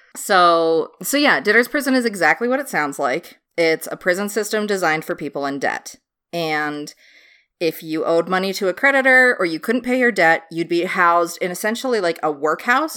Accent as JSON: {"language": "English", "country": "United States", "said": "American trash"}